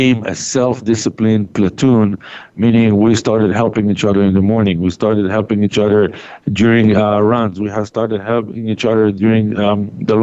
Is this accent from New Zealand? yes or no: no; Israel; moved away as an adult; I was born and raised in Israel